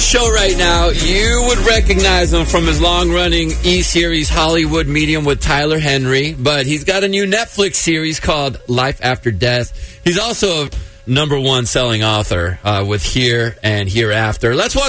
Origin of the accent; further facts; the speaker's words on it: Mexico; I'm from Mexico, right?